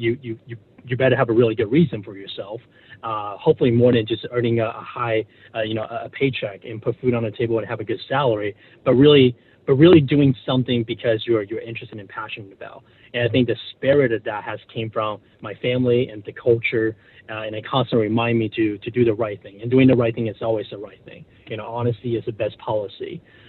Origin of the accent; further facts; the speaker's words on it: Taiwan; You know, growing up, you know, I was born and raised in Taiwan.